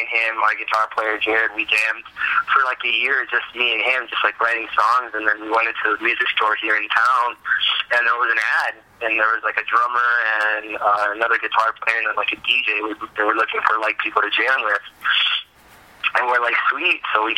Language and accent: English; Miami, Florida, United States; moved away as an adult; also born or lived in Puerto Rico / Dominican Republic / Germany; now in Lansing, United States; I was born in Puerto Rico and stayed there for a little bit, and then moved to Dominican Republic and lived there for a while, and then moved to Germany, and then finally ended up in Miami, Florida, where I lived until I was about 18